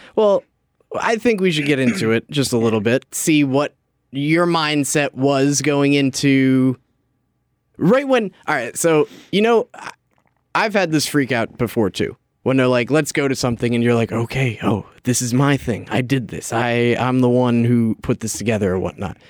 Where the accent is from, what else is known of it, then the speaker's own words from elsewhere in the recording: New Jersey, United States; I was from North Jersey